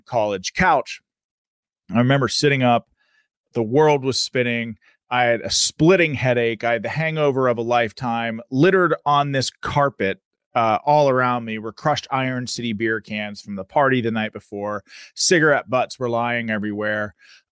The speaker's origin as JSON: {"language": "English", "town": "Pittsburgh", "region": "Pennsylvania", "country": "United States", "tie": "born or raised there", "said": "I was just a city kid from Pittsburgh. I was born in Oakland, moved out to a suburb, had a great life"}